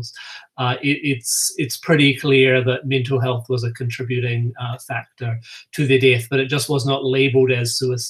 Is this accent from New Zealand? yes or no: yes; New Zealand; moved away as an adult; also born or lived in United States; now in Minnesota, United States; If you're hearing my accent, you're probably thinking that's probably not a Minnesota accent. I grew up in New Zealand